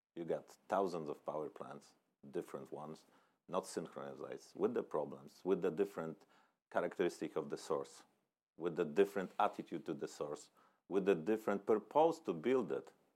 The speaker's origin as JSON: {"language": "English", "country": "Poland", "tie": "born or raised there", "said": "I was born in the Poland where there was a still communist country"}